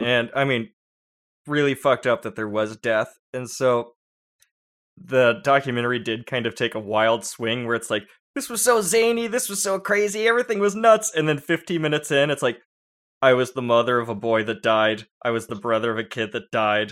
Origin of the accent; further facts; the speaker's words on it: San Diego, California, United States; growing up in San Diego